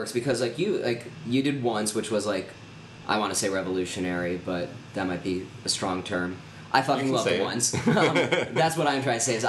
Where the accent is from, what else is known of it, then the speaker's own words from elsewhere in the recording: United States; because I grew up right around here.